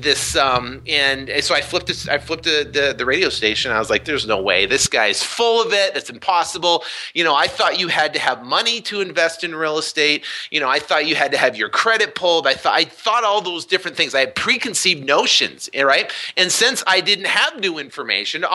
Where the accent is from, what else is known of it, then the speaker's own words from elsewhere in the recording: Vermont, United States; I was born and raised in Vermont